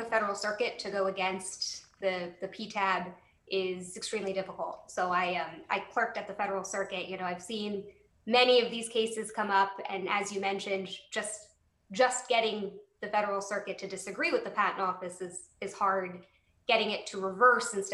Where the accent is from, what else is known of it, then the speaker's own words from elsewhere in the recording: Wilmington, Delaware, United States; my hometown of Wilmington, Delaware.